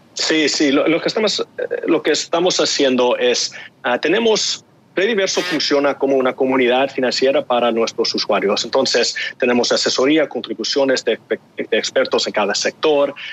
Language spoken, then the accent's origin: Spanish; Los Angeles, California, United States; yo nací y crecí en Los Ángeles, de una madre que viene de, de México, un padre que también es mexicano